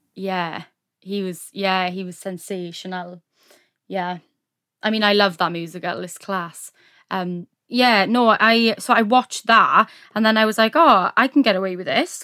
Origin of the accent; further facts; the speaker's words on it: Neath, Wales, United Kingdom; I am from Wales, South Wales, Neath, Neath-Batolford area.